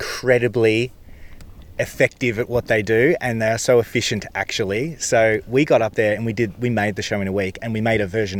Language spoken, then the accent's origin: English; Wurundjeri country, Victoria, Australia; And so I grew up in Wurundjeri country and swam in the Burrung as a kid